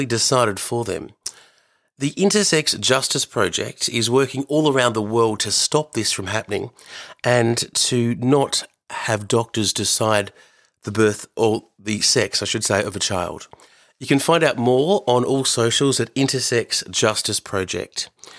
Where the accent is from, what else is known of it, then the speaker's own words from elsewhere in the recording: Australia; growing up in Australia in the 80s as a Fijian Indian boy